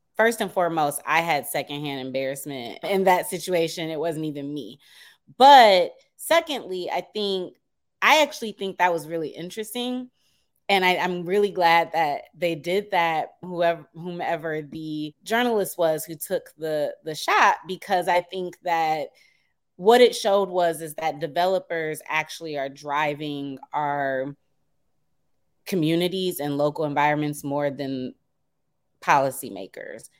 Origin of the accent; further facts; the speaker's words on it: Detroit, Michigan, United States; now in Washington, D.C., United States; I live in D C, but I'm originally from Detroit